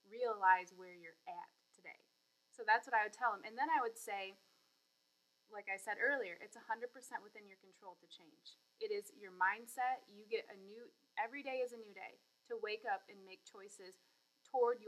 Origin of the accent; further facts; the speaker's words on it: Michigan, United States; moved away; I'm actually from Michigan, so I love to go home and see my family